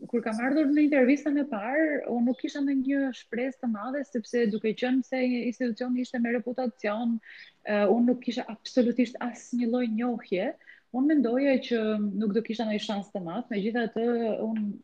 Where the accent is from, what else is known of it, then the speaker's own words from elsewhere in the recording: Korçë, Korçë County, Albania; moved away as an adult; now in Tirana, Albania; studimet e larta i kam bërë në në qytetin tim të lindjes në Korçë